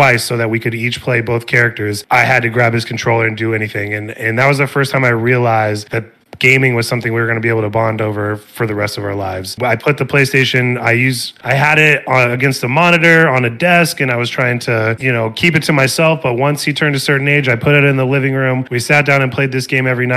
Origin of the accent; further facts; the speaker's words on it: Springfield, Illinois, United States; now in Arizona, United States; I'm from Springfield, Illinois, which is halfway in between Chicago and St. Louis.